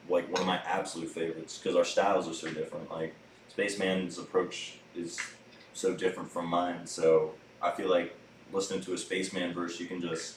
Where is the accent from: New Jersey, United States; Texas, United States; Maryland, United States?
Maryland, United States; moved away as an adult; also born or lived in Annandale, Virginia / Minneapolis, Minnesota; now in Asheville, United States; I grew up in Maryland, in the country